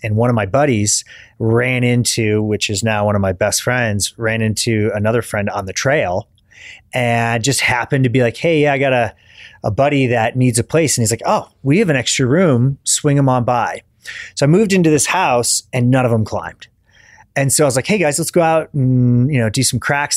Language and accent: English; Kalamazoo, Michigan, United States; moved away as an adult; also born or lived in Dayton, Ohio; I grew up in Michigan, uh, kind of a rural part of Michigan outside of Kalamazoo